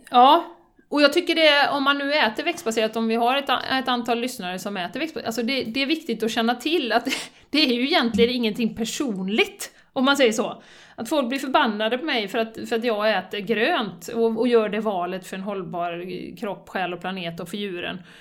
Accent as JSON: {"language": "Swedish", "country": "Sweden", "said": "som svensk"}